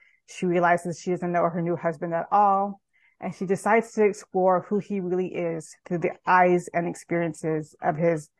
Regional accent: Southern California, United States; growing up in Southern California

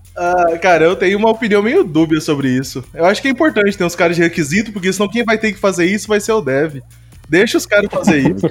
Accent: Campo Grande, Mato Grosso do Sul, Brazil; eu sou daqui de Campo Grande

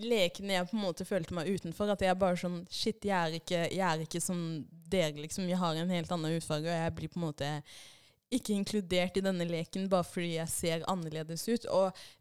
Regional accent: Norway; first language Swahili; Norwegian is a second language; jeg kom til Norge når jeg var seks år gammel.

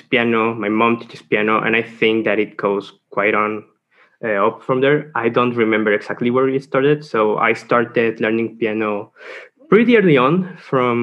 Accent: San Luis Potosí, Mexico; I'm from San Luis Potosí

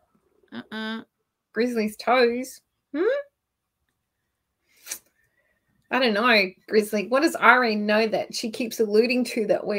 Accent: Queensland, Australia; now in Victoria, Australia; I'm originally from Queensland, which is at the top end of Australia, the other end on the east coast. But I'm now found myself in Mexico down here

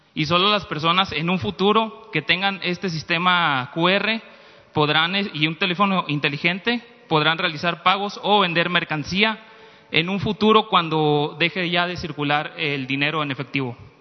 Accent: Mexico

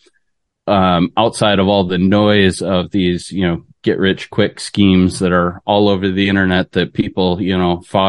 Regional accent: Detroit, Michigan, United States; I grew up in Michigan. So good old fashioned Midwest boy. Yeah, grew up around in the Detroit area

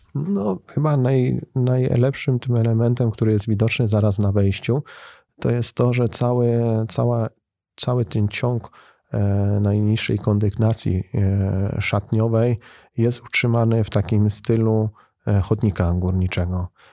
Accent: Bytom, Silesian Voivodeship, Poland; Ja jako bytomianin i osoba, która zamieszkuje i, i związana jest z Bytomiem

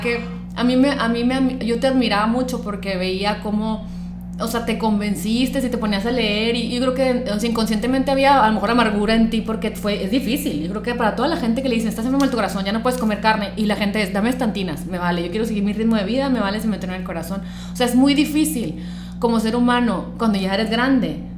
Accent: Sonora, Mexico; somos estos sonorenses del old school

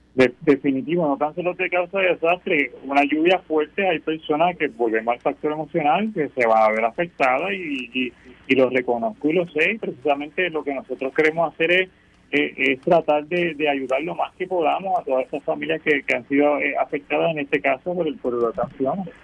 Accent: Puerto Rico; soy de aquí, que soy puertorriqueño

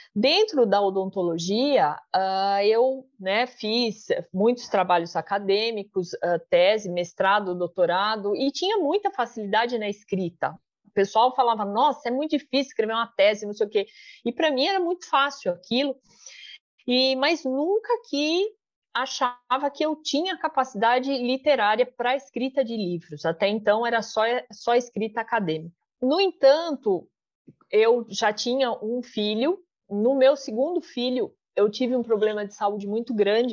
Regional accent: Brazil; sou brasileira

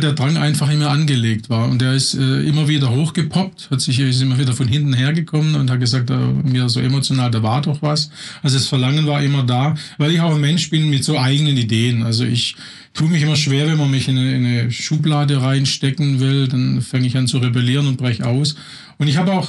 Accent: Swabian household, Baden-Württemberg, Germany; moved away as an adult; also born or lived in Berlin; ich komme aus einem erzkonservativen schwäbischen Haushalt, scharfe, scharfe Häuslebauer

